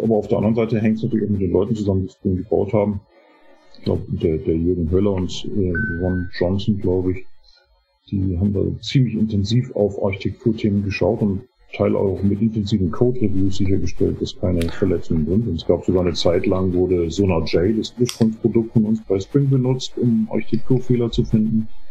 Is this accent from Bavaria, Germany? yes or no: yes; Munich area, Bavaria, Germany; moved away as an adult; now in United States; ich komme ursprünglich aus der Münchner Gegend, bin 2018 in die Vereinigten Staaten gezogen